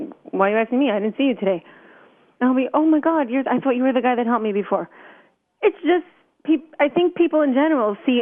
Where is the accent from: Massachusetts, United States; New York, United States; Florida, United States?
New York, United States; New York City; I was brought up in Brooklyn